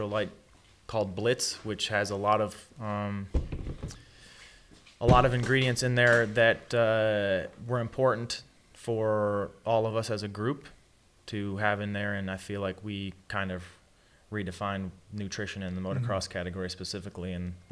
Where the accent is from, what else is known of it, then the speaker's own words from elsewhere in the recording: Michigan, United States; I come from Michigan